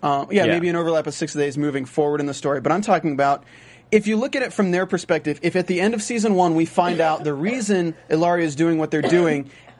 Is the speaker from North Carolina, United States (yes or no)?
yes; North Carolina, United States; I'm from North Carolina.